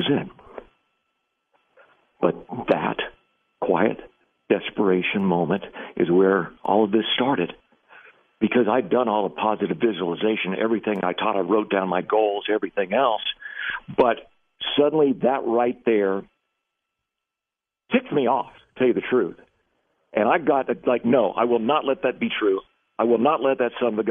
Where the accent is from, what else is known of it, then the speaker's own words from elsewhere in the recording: McAllen, Texas, United States; I was raised in literally the poorest city in the entire United States of America, a small Texas-Mexico border town by the name of McAllen